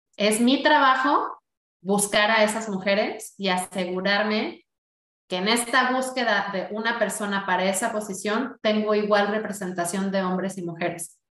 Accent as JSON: {"language": "Spanish", "country": "Mexico", "said": "como mexicano"}